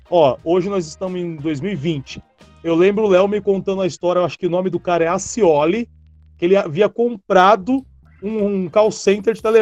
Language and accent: Portuguese; Cidade Tiradentes, São Paulo, Brazil; eu sou da Tiradentes